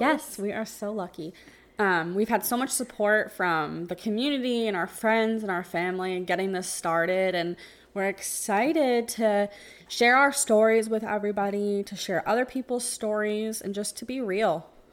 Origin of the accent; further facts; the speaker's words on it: New Jersey, United States; moved away as an adult; now in Tampa, United States; I live in Tampa. We, we live in the Tampa, Florida area, but I'm originally from New Jersey